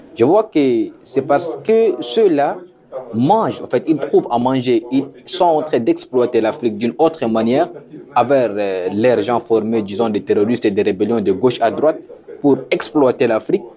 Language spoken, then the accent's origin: French; Central African Republic; now in Moscow, Russia; j'attends en tant qu'Africain, en tant que Centrafricain